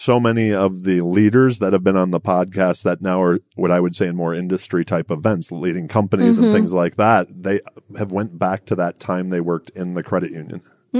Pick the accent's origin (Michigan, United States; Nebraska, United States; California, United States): Michigan, United States; Detroit; I'm a Midwestern girl. Yeah. I'm originally from Detroit.